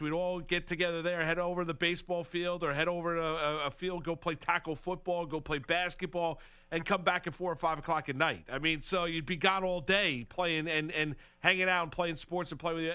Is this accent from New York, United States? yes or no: yes; just outside New York City, United States; I grew up just outside New York City